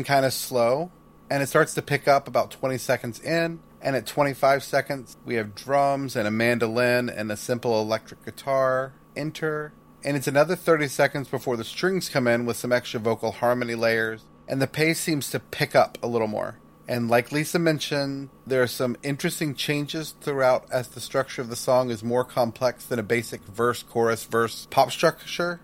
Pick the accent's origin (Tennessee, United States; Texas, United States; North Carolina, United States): Texas, United States; Houston; we grew up in Houston, Texas.